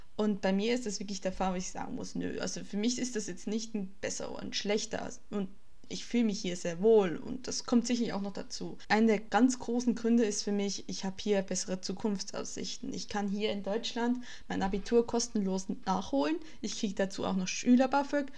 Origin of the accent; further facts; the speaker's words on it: Switzerland; now in Germany; Ich bin keine typische Schweizerin.